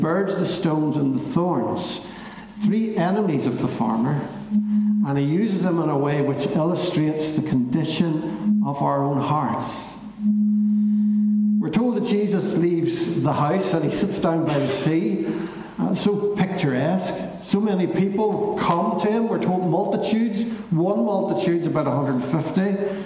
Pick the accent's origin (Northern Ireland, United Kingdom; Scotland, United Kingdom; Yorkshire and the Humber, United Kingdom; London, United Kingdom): Northern Ireland, United Kingdom; Belfast; when I was growing up in East Belfast.